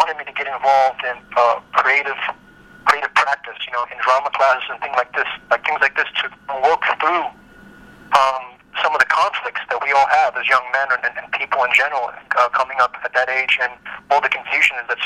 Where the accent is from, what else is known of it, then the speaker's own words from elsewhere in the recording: New York City, New York, United States; moved away; I was born in Brooklyn. I was born in Coney Island Hospital in 1963